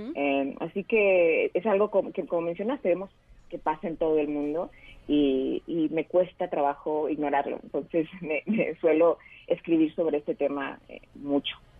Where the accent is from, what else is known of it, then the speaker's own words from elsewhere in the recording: Tijuana, Baja California, Mexico; vivimos en Tijuana y, durante toda nuestra vida